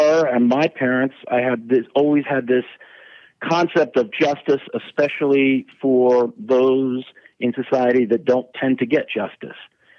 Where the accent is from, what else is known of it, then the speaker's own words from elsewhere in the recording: Rockland County, New York, United States; moved away as an adult; also born or lived in Queens, New York; now in California, United States; Originally from New York. I was born in Queens, and then we moved to a place called Rockland County, which is about 25 miles north and across the Hudson from the major part of New York City.